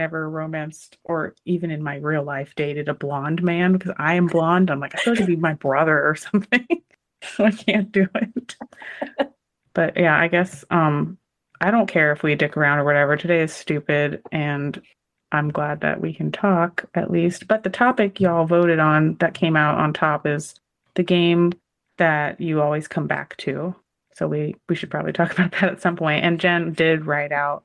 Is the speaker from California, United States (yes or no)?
yes; California, United States; I'm a Californian